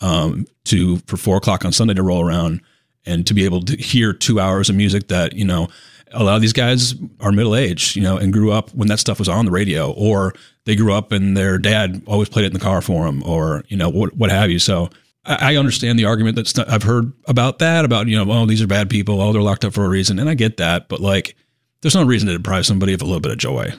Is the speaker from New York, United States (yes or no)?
yes; Syracuse, New York, United States; moved away; I'm originally from Syracuse, New York